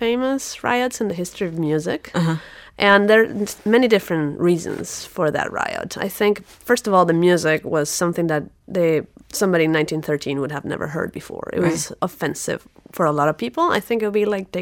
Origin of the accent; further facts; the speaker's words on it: Venezuela; also born or lived in Michigan / Caracas; now in Houston, United States; I'm originally from Venezuela, so we don't have any seasons